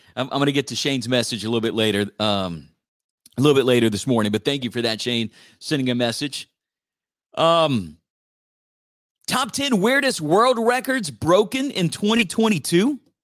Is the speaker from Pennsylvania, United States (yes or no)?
no; Church Point, Louisiana, United States; my hometown of Church Point